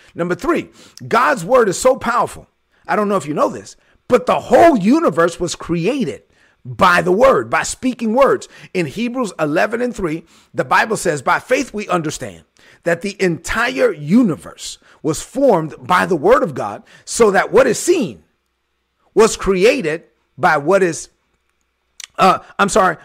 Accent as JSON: {"language": "English", "town": "New York City", "region": "New York", "country": "United States", "moved": "yes", "said": "I was straight outta Brooklyn, and I let everybody know I was from Brooklyn"}